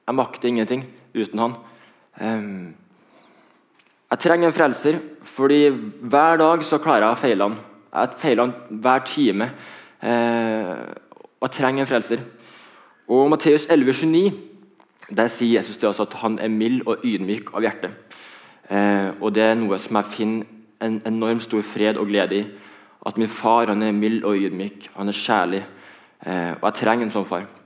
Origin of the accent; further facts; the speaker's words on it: Trondheim, Trøndelag, Norway; hører at jeg ikke er fra Karmøy, jeg er fra Trondheim.